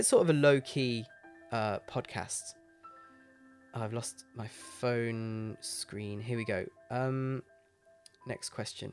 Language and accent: English; Leicester, East Midlands, United Kingdom; moved away; I was born in Leicester, in England. That's my hometown.